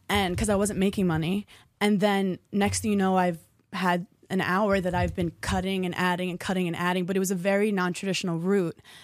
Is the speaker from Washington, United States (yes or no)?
no; New York, United States; I'm a New Yorker